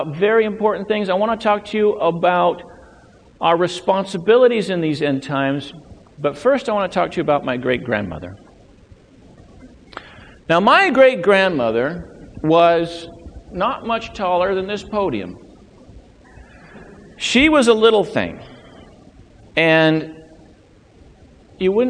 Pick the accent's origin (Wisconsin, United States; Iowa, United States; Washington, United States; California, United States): California, United States; Loma Linda; now in Maine, United States; when I was growing up in Southern California, growing up in Loma Linda